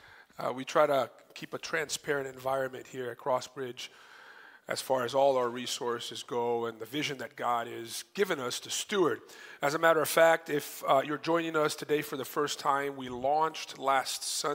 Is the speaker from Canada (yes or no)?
no; Recife, Pernambuco, Brazil; also born or lived in Atlanta, United States / North Carolina, United States; now in Miami, United States; We were living in my hometown of Recife